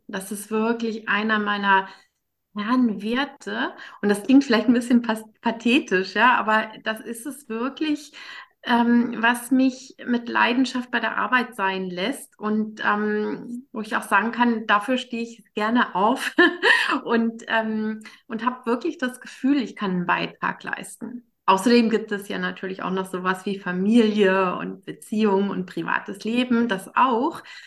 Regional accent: Germany; ich als Deutsche

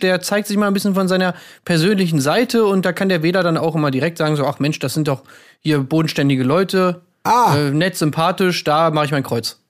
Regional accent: Berlin, Germany; in Berlin, das ist meine Heimat

